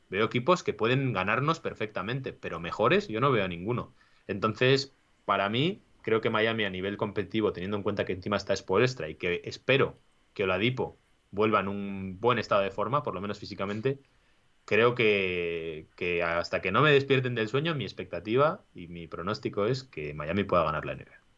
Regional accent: San Sebastián, Basque Country, Spain; yo que soy de Donosti

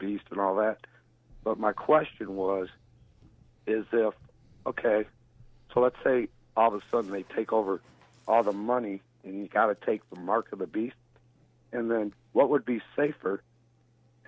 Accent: Livonia, Michigan, United States; I grew up in Livonia

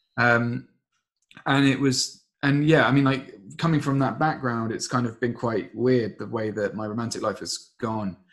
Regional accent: Surrey, South East England, United Kingdom; I got born in Surrey, and lived there for about well you know for 30 years really

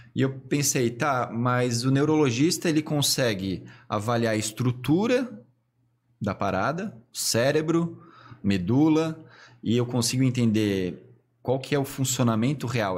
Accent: Blumenau, Santa Catarina, Brazil; also born or lived in Tubarão; eu me considero blumenauense de raiz

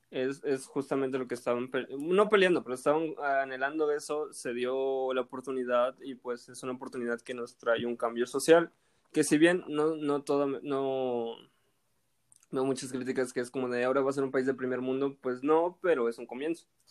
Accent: Xalapa, Veracruz, Mexico; yo soy de Jalapa

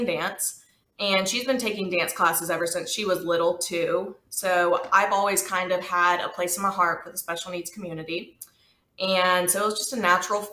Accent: Birmingham, Alabama, United States; I was born and raised here in Birmingham, Alabama

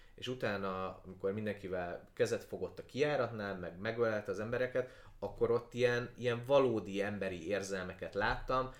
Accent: Transcarpathia, Zakarpattia Oblast, Ukraine; moved away; én Kárpátaljáról jövök, ahol ahol a kárpátai magyar ember az kb. egyenlő azzal, hogy református

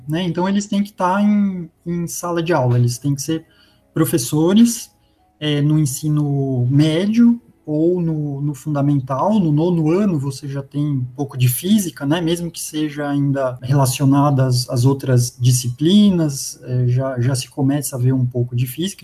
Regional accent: São Caetano do Sul, São Paulo, Brazil; eu nasci em, em, São Paulo, capital, cresci em São Caetano, que fica na região do ABC

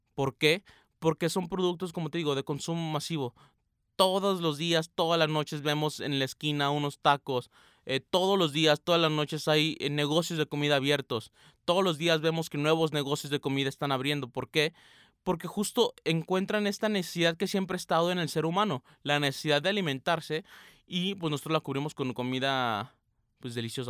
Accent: Aguascalientes, Mexico; now in Guadalajara, Mexico; Yo no soy de Guadalajara, como ya saben, yo soy de Aguascalientes, pero ando por estos parajes

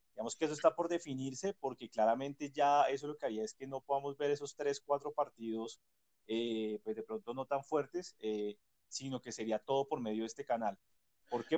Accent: Colombia

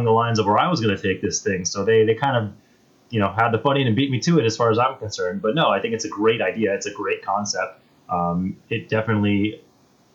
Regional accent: South Florida, United States; also born or lived in Long Island; growing up in South Florida

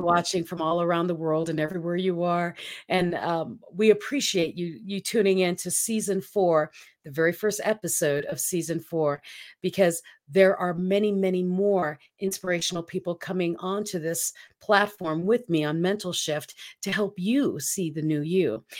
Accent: Philippines; moved away; I grew up in the Philippines

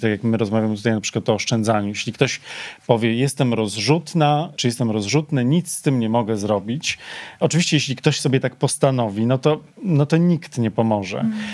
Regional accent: Poland

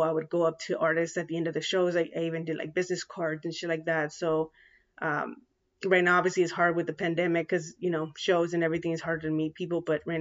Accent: San Diego, California, United States; here in San Diego, because I'm from San Diego, California

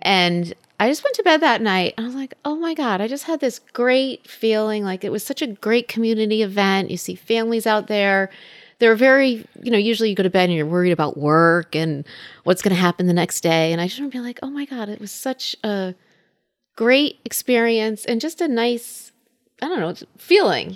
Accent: Middlebury, Connecticut, United States; now in Woodbury, United States; I grew up in Middlebury, and I live in Woodbury with my husband, dog, and son.

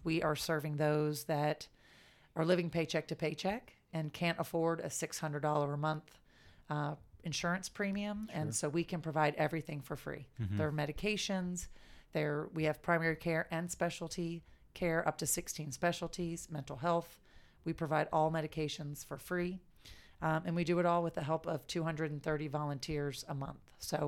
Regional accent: Jacksonville, Florida, United States; So I grew up in Riverside area. Yeah. And then after first grade, moved to Julington Creek before it was what it is today.

